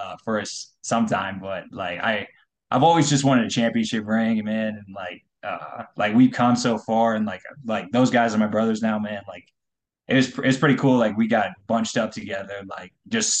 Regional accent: Colorado, United States; I'm from Colorado

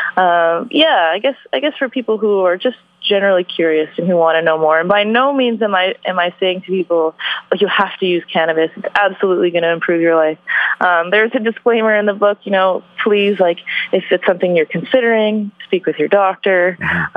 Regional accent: Vancouver, British Columbia, Canada; also born or lived in Calgary; I was born and raised in Vancouver

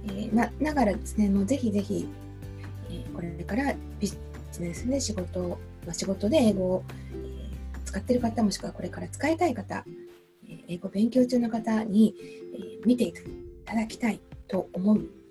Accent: Japan

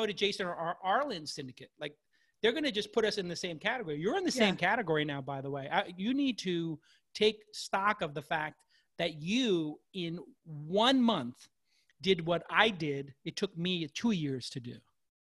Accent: New York City, New York, United States; I'm from Brooklyn

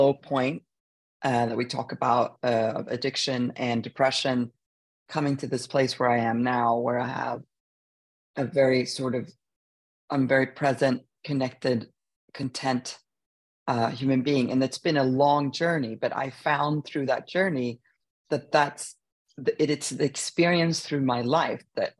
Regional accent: Sweden; moved away; We grew up in Sweden

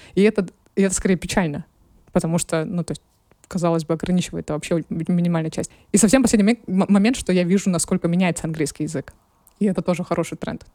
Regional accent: Krasnoyarsk, Krasnoyarsk Krai, Russia; now in Moscow, Russia; я выросла в Красноярске.

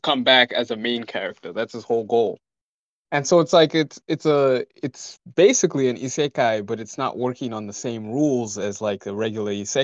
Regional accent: Malawi; moved away; I'm from Malawi, so I've lived a different life than most people here

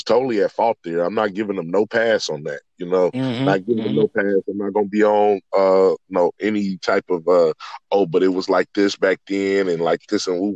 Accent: Richmond, California, United States; I'm from Richmond, California

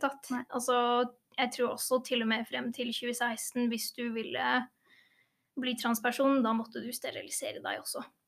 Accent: England, United Kingdom; now in Norway; jeg er jo født og oppvokst i England

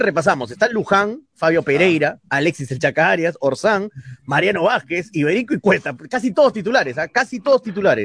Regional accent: Mollendo, Arequipa, Peru; Nacional de Moyendo, Nacional que es de mi tierra

